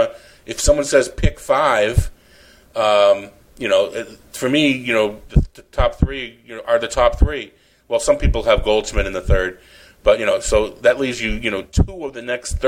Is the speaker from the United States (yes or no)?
yes; Boston, Massachusetts, United States; now in Phoenix, United States; back to my hometown in Boston